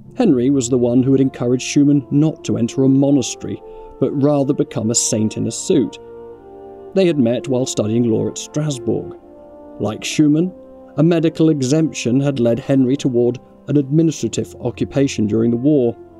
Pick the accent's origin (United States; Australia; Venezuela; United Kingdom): United Kingdom; Cockermouth, North West England; my hometown of Cockermouth in northwest England